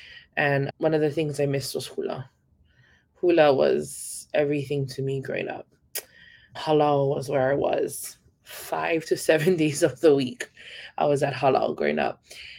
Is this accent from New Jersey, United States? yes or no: no; Hilo, Hawaii, United States; moved away as an adult; also born or lived in Oahu, Hawaii; now in Oregon, United States; So for me, Hawaii Island is home. I grew up in Hilo, in the small town of Hilo. I love the small town feel.